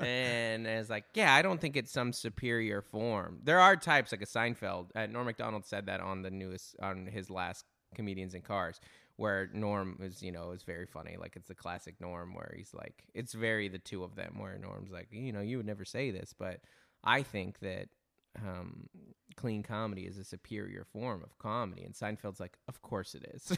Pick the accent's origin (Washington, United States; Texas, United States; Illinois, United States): Washington, United States; Federal Way; I'm from Federal Way, Washington